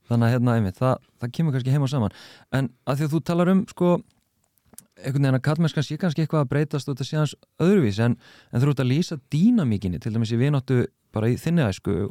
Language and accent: Icelandic; Reykjavík, Capital Region, Iceland; ég er úr Grafovögi